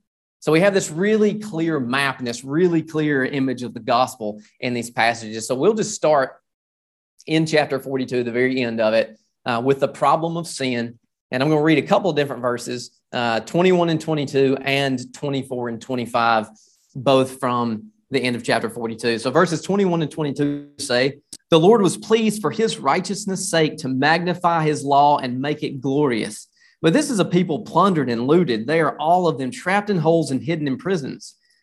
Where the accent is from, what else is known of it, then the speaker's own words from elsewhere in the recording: United States; being an American